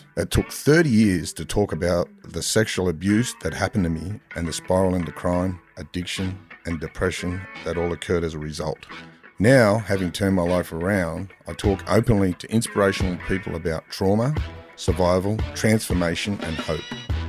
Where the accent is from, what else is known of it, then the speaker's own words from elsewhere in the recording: Campsie, New South Wales, Australia; Yeah, Campsie near Bankstown.